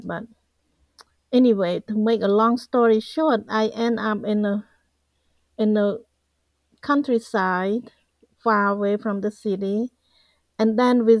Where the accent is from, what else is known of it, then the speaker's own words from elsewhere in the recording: Cambodia; English is a second language; moved away as an adult; also born or lived in Phnom Penh, Cambodia; now in United States; I had to leave my family behind and leave my hometown. And I went to the capital city